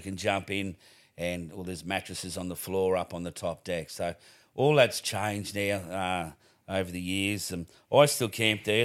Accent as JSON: {"language": "English", "country": "Australia", "said": "I'm the …"}